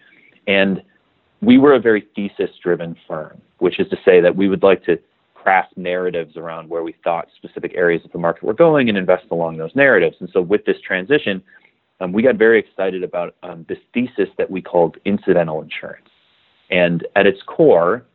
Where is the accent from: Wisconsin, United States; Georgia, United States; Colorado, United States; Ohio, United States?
Wisconsin, United States; Milwaukee; also born or lived in Madison, Wisconsin; I grew up in Milwaukee, Wisconsin